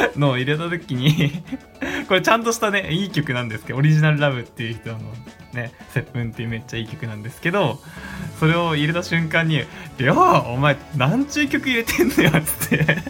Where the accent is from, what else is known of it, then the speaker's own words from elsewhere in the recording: Hokkaido, Japan; accent: Hokkaido dialect; 北海道生まれ北海道育ちの僕がですね北海道弁を紹介していく